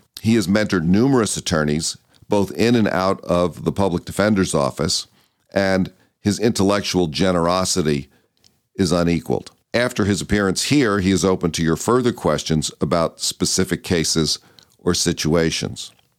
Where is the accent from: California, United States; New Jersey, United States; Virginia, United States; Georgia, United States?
New Jersey, United States; Short Hills; that's the town that I grew up in as well